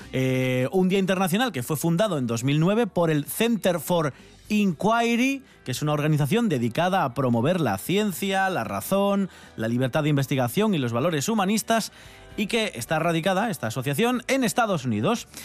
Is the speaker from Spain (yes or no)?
yes; a small village near La Bañeza, Castile and León, Spain; esto yo lo viví en un pequeño pueblo eh, cerca de La Bañeza